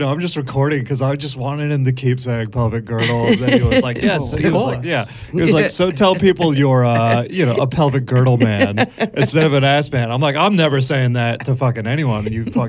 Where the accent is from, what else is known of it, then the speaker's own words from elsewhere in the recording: United States; now in Australia; I go, the States